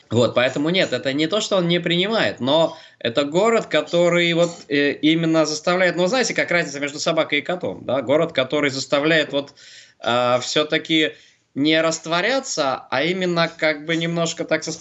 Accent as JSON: {"language": "Russian", "region": "Saint Petersburg", "country": "Russia", "said": "Мы же петербуржцы очень любим э, гордиться своей инаковостью и особостью."}